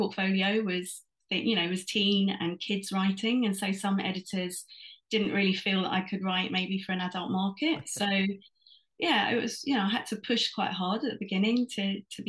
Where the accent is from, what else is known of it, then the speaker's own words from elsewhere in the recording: London, United Kingdom; I was born and raised in London